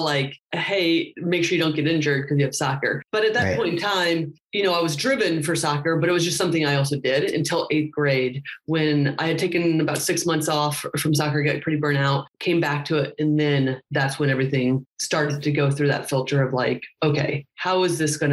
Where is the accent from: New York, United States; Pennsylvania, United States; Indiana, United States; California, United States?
Indiana, United States; Indianapolis; I'm from Indiana. Grew up in Indianapolis